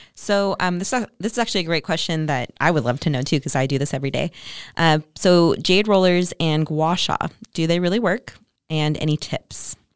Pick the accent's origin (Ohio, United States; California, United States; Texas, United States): California, United States; Ventura; I grew up in Ventura.